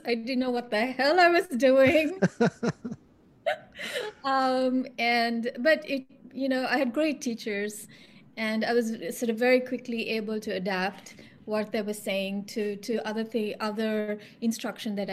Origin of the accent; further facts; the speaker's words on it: Sri Lanka; now in Toronto, Canada; I'm from Sri Lanka